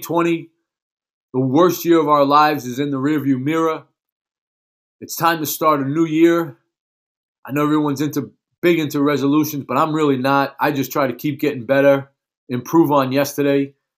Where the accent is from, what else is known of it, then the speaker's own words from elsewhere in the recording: New York City, New York, United States; when I was a young kid growing up in Brooklyn, New York, back in the nineteen seventies